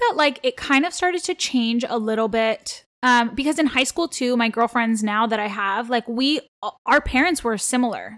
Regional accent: Toronto, Ontario, Canada; first language Armenian; English is a second language; I grew up in Toronto, Ontario, like, born and raised here

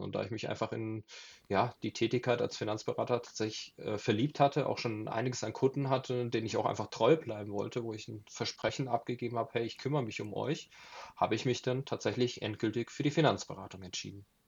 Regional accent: Southern Germany, Germany; ich komme aus Süddeutschland

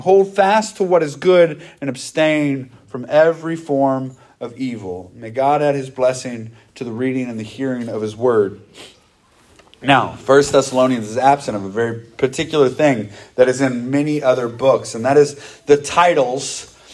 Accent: United States; we grew up in America where you had a pastor and a bunch of deacons at most churches growing up

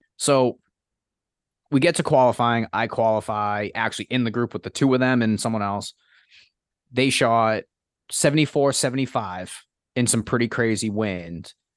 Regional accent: hometown near Boston, across the Mystic River, Massachusetts, United States; I was able to see Boston from my hometown every time I drove over the Mystic River

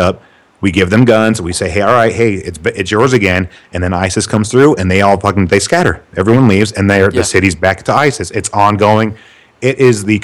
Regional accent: United States; I love being American, man. They're, because I was born here.

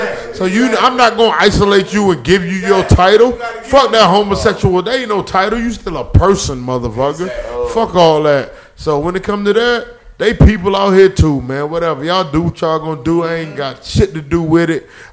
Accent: Prince George's County, Maryland, United States; I grew up PG County, Maryland

